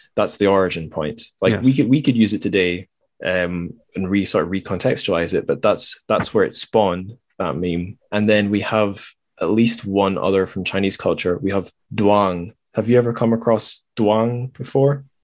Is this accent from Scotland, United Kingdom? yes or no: yes; Dundee, Scotland, United Kingdom; i was in my hometown, Dundee